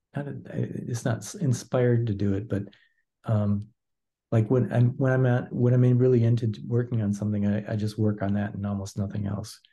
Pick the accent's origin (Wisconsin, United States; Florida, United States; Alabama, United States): Wisconsin, United States; now in St. Paul, United States; I'm from originally from Wisconsin